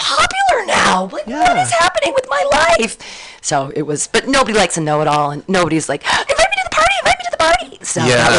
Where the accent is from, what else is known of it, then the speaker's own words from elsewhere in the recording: Danville, California, United States; also born or lived in Livermore / San Diego / Davis / Pleasanton; I grew up in Danville.